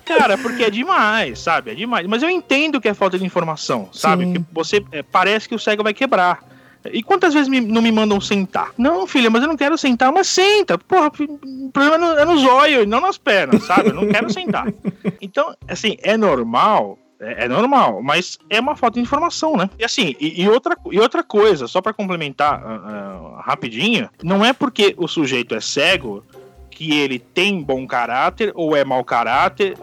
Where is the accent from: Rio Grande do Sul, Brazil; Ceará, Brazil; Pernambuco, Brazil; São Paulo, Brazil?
São Paulo, Brazil; sou de São Paulo, São Paulo Capitólio